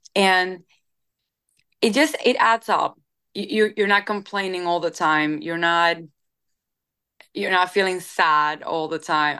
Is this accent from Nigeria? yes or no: no; Cuba; moved away as an adult; now in Nashville, United States; I come from Cuba